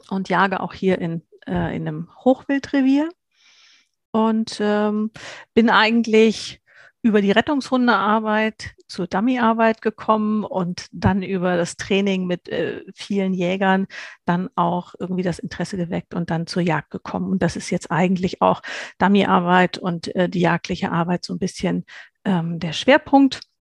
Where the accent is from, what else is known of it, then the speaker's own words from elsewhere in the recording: Hesse, Germany; ich komme aus Nordhessen im schönen Deutschland, aus der Mitte komplett